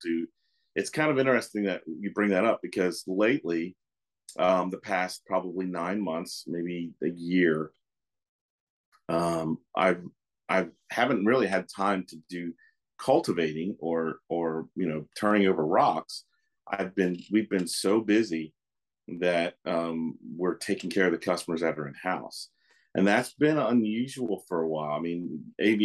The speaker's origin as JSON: {"language": "English", "region": "Maryland", "country": "United States", "moved": "yes", "lives_now": "Tulsa, United States", "said": "I'm originally from Maryland"}